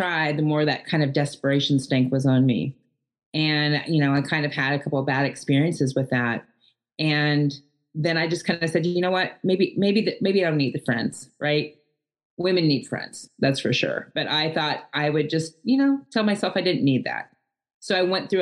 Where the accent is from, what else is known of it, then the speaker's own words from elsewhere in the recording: Edmond, Oklahoma, United States; I was born and raised in Edmond, Oklahoma, outside of Oklahoma City